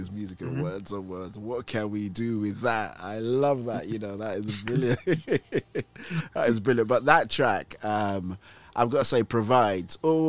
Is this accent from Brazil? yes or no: no; Nigeria; So although I am Nigerian and this English accent sounds like I was, you know, I've never left these shores. I did grow up in Nigeria, believe it or not.